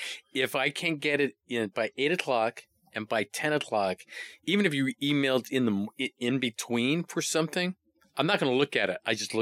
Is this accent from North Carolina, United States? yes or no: no; Hawaii, United States; I'm from Hawaii.